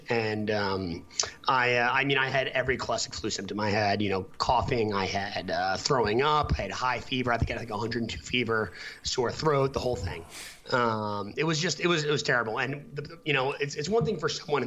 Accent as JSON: {"language": "English", "country": "United States", "also_born_or_lived": "Boston", "moved": "yes", "said": "I'm from New York originally"}